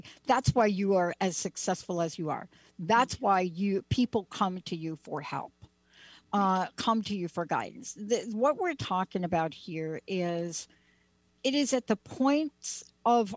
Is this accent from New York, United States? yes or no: yes; New York City, New York, United States; I grew up in the Bronx and in Joseph Maggio's garage